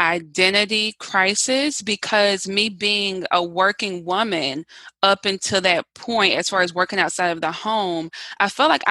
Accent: the South, United States; I'm from the South

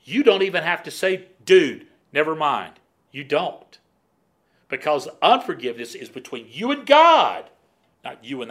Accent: Florida, United States; I grew up in Florida

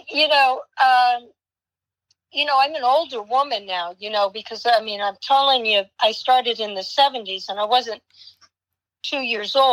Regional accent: Miami, Florida, United States; born there; Um, coincidentally, I was born in Miami, Florida.

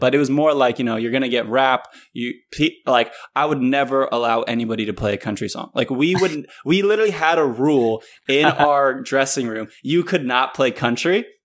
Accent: Northern Virginia, United States; moved away as an adult; also born or lived in North Carolina / Indianapolis; I grew up in Northern Virginia, so it's not like you really have that much country

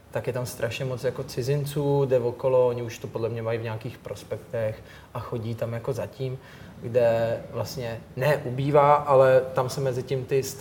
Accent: Stříbrná Skalice, Central Bohemian Region, Czechia; Teď jsem, jo, jo, jsem původně ze Stříbrní Skalice a já jsem tam teď i nedávno měl oslavu narozenin s kamarádama

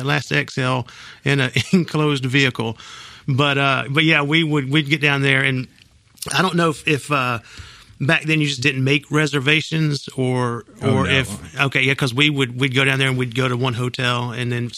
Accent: Union City, United States; I grew up in Union City

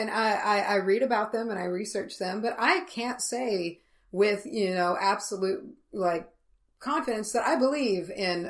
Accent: the Bible Belt, United States; and we grew up in the Bible Belt.

